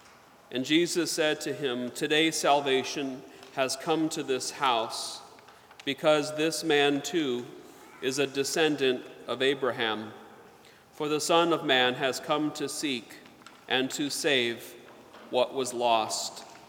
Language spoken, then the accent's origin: English; the South, United States; I remember in Sunday school, when I was growing up in the South, the teacher had a branch of a sycamore tree